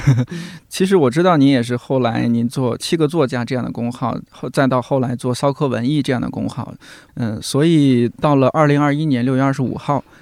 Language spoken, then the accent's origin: Chinese; Shanxi, China; moved away as an adult; now in Beijing, China; 我老家的，或者说是山西某一个地方的一个乡镇